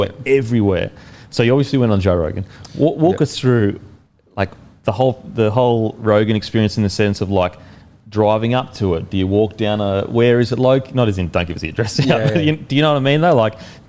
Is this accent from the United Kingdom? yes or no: no; Australia